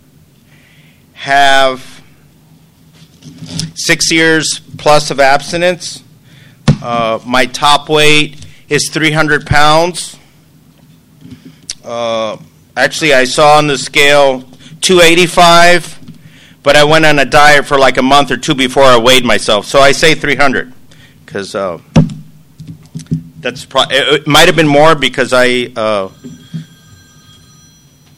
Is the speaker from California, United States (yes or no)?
yes; San Diego, California, United States; I'm from San Diego, California